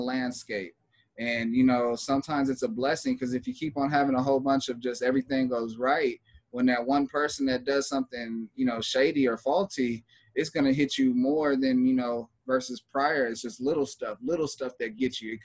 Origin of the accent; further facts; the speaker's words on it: Los Angeles, California, United States; I'm from LA. It's just my family is hella influenced on me and that culture